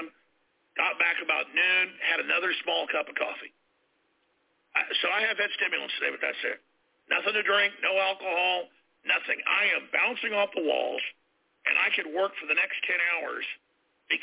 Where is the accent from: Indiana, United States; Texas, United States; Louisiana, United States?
Texas, United States; Dallas; I grew up in Dallas, and it was rough